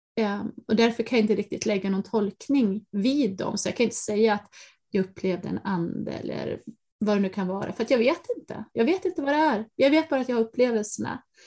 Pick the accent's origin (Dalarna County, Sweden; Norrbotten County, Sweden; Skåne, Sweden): Dalarna County, Sweden; från skogarna i Dalarna där jag växte upp